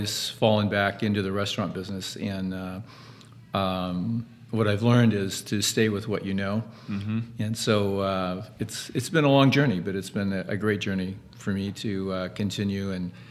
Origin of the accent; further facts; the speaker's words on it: Los Angeles, California, United States; my parents had restaurants in Los Angeles. I grew up in Hollywood.